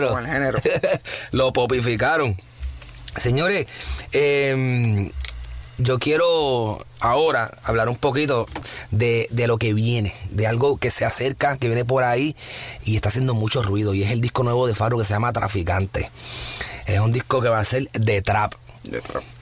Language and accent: Spanish; Bayamón, Puerto Rico; yo soy de Bayamón. es lo mismo. Yo soy de Bayamón.